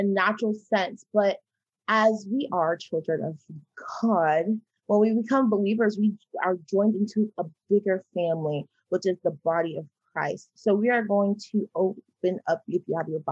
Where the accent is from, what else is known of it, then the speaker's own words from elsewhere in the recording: Georgia, United States; I'm from the Austin, Georgia